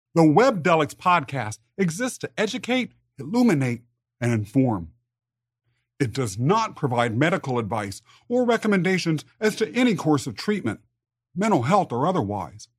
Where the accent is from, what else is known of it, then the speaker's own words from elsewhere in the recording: Kansas, United States; I was raised in Kansas